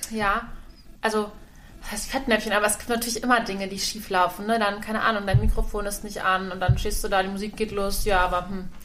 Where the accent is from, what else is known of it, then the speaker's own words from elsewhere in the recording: Kamp-Bornhofen, Rhineland-Palatinate, Germany; meine Heimat ist, ist Kap Bornhofen am Rhein in der Nähe von Koblenz